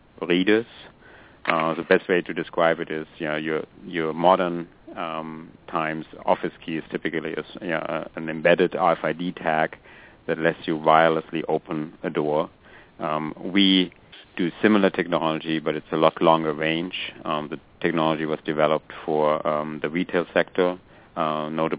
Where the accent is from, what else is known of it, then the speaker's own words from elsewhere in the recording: Germany; moved away as an adult; now in United States; I grew up in Germany, came to America about 18 years ago